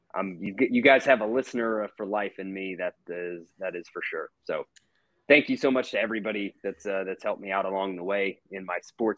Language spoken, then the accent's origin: English; Atlanta, Georgia, United States; also born or lived in Oxford, Mississippi / Jackson, Mississippi; growing up here. You know, I moved here when I was 3 years old